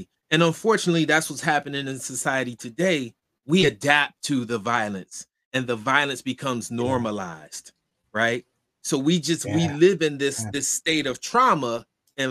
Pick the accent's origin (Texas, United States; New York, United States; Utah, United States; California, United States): New York, United States; Rochester; I was born and raised in Rochester